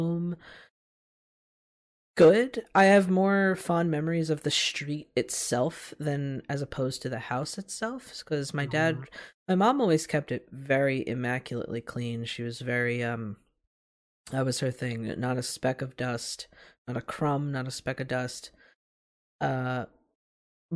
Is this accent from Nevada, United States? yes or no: no; Philadelphia, Pennsylvania, United States; I'll always feel a certain dedication to the city of Philadelphia, you know, to call myself I'm from Philly